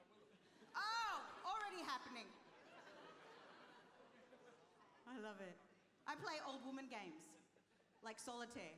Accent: Australia; also born or lived in Chile (ancestry); now in United Kingdom; Chilean by descent. My parents are Chilean. So I've got the Latino vibe going on. Also, I was born in Australia

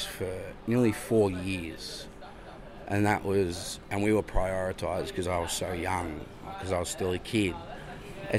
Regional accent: Shepparton, Victoria, Australia; also born or lived in Melbourne; I'm originally from Shepparton

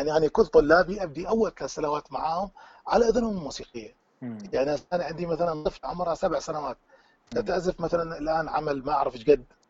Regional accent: Iraq; accent: Iraqi; also born or lived in Tunisia; now in Belgium; احنا نقول باللهجه العراقيه

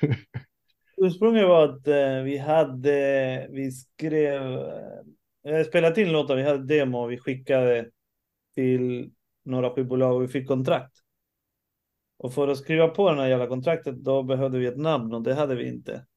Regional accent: Sweden; jag föddes i Sverige

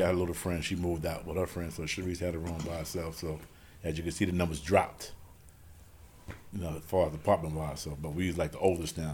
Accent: New York City, New York, United States; we from 40 projects. That's in South Jamaica, Queens. Born and raised right there in the hood, right in 40

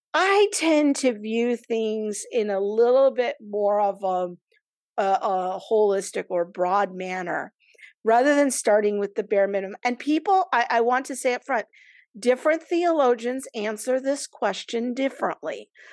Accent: Southern California, United States; I grew up in Southern California, and I was raised by my mother

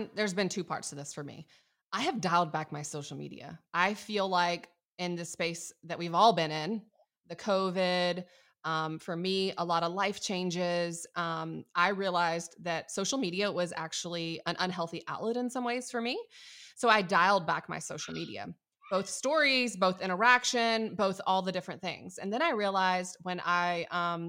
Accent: Atlanta, Georgia, United States; I'm from Atlanta

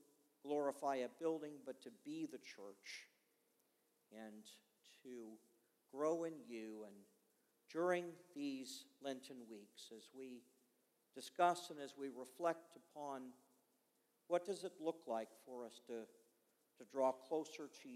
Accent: Montreal, Quebec, Canada; I was born in Montreal, Canada

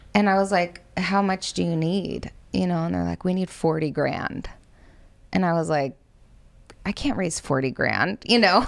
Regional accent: United States; I'm white and I'm American

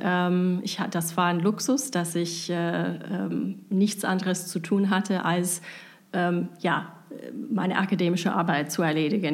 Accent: United States; German is a second language; moved away as an adult; also born or lived in Tübingen, Germany; now in Germany; ich bin Amerikanerin. Ich bin komplett auch in den USA aufgewachsen

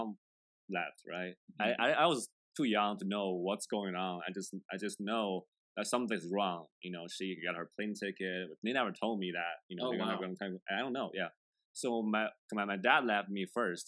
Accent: China; first language Chinese; English is a second language; now in Pittsburgh, United States; I was born in China. Born and raised.

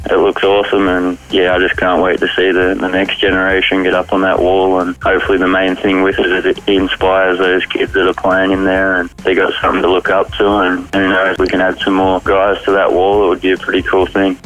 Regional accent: Horsham, Victoria, Australia; growing up in Horsham, it's just the way we do it.

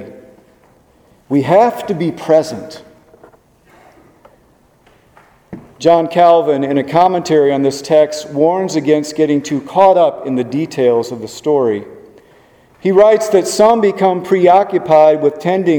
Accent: Webster Groves, Missouri, United States; moved away as an adult; now in Richmond, United States; Mark and I grew up in Webster Groves, which is just a few miles from Ferguson

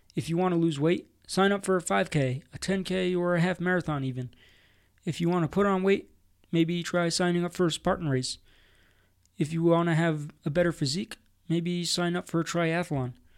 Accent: New Jersey, United States; now in Colorado, United States; Growing up in New Jersey at sea level and going to the shore when I was younger

